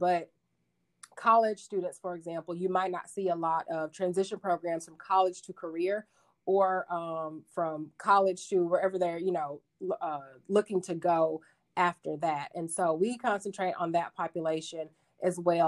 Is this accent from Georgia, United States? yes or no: no; Arkadelphia, Arkansas, United States; moved away as an adult; also born or lived in Texas / Denver, Colorado / Utah; I grew up in a town, a small town in Arkansas called Arkadelphia